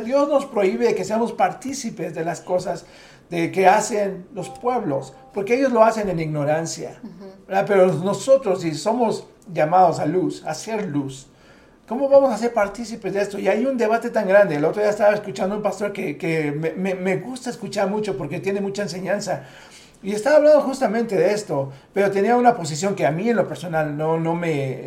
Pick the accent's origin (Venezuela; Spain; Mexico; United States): Mexico; siendo mexicanos